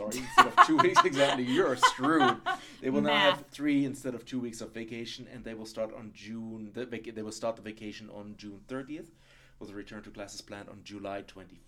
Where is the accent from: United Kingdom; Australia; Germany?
Germany; accent: German; English is a second language; the more I speak English, the more I fall back into my German accent